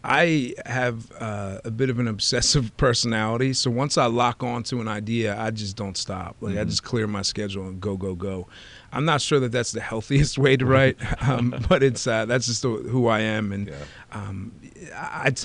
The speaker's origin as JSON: {"language": "English", "town": "Oaklyn", "region": "New Jersey", "country": "United States", "tie": "born or raised there", "also_born_or_lived": "Philadelphia, Pennsylvania", "moved": "as an adult", "lives_now": "Outer Banks, United States", "said": "as a kid growing up in Oakland"}